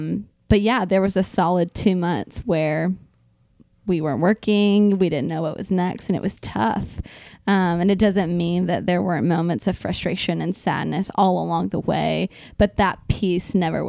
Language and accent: English; Louisville, Kentucky, United States; Jordan and I were working at the church that we grew up in Louisville, Kentucky.